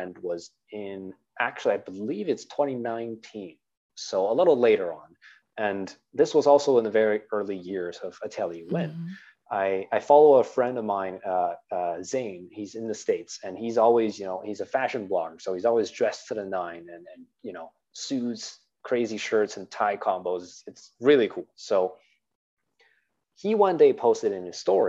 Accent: Canada; I'm Chinese Canadian

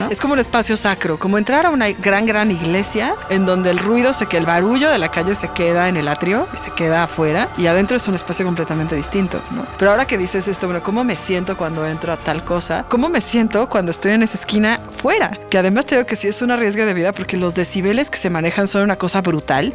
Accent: Mexico City, Mexico; soy muy chilanga

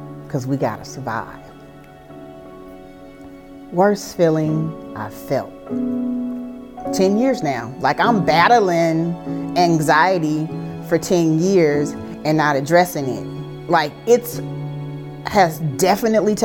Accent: Oakland, California, United States; moved away as an adult; now in Houston, United States; I am originally from Oakland, California, the Bay Area

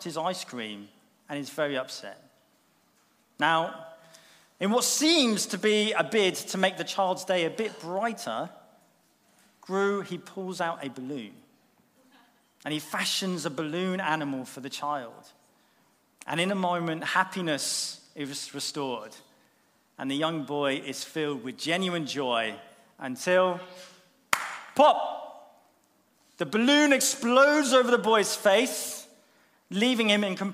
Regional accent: Bournemouth, South West England, United Kingdom; moved away as an adult; those first 20 years or so were actually spent growing up here in Bournemouth. Bournemouth is my hometown

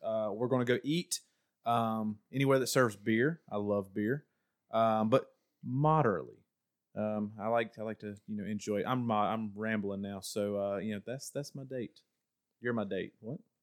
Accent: Ohio, United States; now in North Carolina, United States; originally from the great state of Ohio, um, but I moved down to North Kakalaki

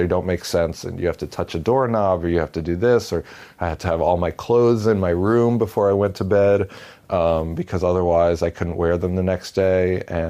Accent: Paramus, New Jersey, United States; I'm 38, and I graduated high school in 1999. I grew up in Paramus, New Jersey.

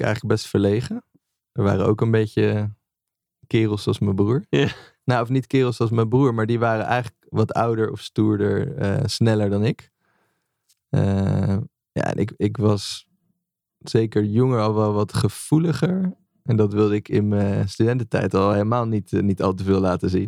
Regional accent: Amersfoort, Utrecht, Netherlands; also born or lived in Leusden; Amersfoort, waar ik ben opgegroeid

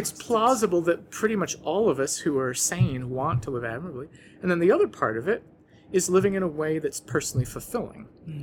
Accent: New Orleans, Louisiana, United States; moved away; my hometown of New Orleans, where I had lived in the lowest lying part of the city

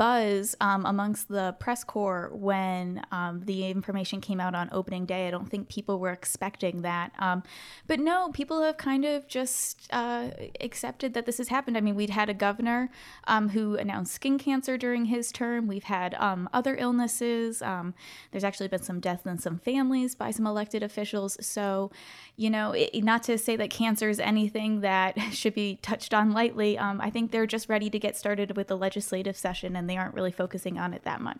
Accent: Connecticut, United States; but hey, I'm from Connecticut originally, so it was basically flurries.

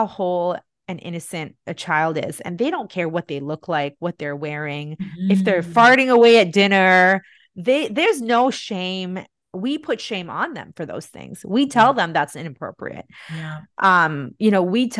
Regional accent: India; also born or lived in Bahrain; now in Canada; back when I grew up in India in the 80s and 90s

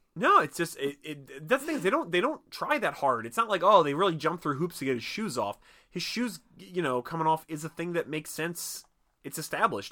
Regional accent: Philadelphia, Pennsylvania, United States; I'm a Philadelphian

